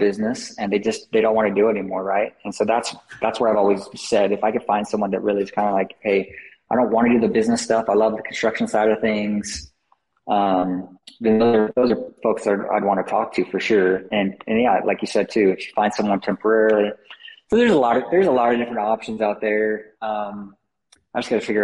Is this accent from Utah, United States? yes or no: yes; Salt Lake City, Utah, United States; moved away; I grew up down in Salt Lake.